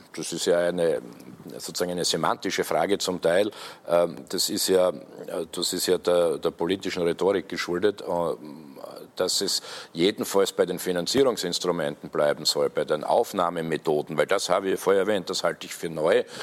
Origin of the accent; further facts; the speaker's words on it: Austria; bei uns in Österreich